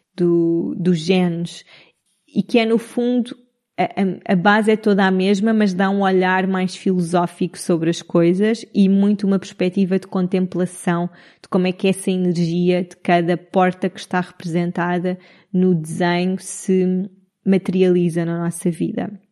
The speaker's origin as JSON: {"language": "Portuguese", "town": "Cascais", "region": "Lisbon", "country": "Portugal", "tie": "born or raised there", "also_born_or_lived": "Italy / United Arab Emirates / Madeira", "moved": "as an adult", "lives_now": "Nazaré, Portugal", "said": "sou de Lisboa, cresci a vida toda em Cascais"}